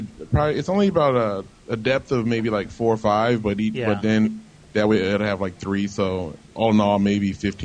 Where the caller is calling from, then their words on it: Virginia Beach, Virginia, United States; Hey, Bobby. It's … from Virginia Beach.